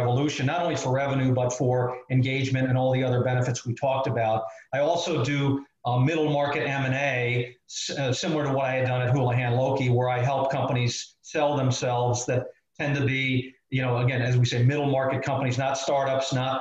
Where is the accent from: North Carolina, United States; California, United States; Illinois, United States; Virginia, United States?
Illinois, United States; Chicago; I grew up in Chicago